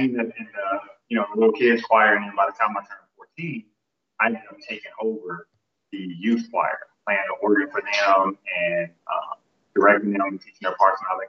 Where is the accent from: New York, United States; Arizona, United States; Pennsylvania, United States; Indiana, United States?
Indiana, United States; Indianapolis; I am from Indianapolis, Indiana.